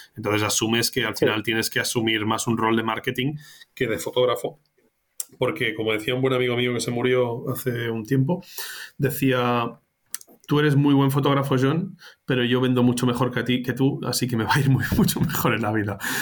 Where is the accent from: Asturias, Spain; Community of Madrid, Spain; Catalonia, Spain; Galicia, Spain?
Catalonia, Spain; Barcelona; moved away as an adult; yo soy de Barcelona, yo nací en Barcelona, pero he estado mucho tiempo fuera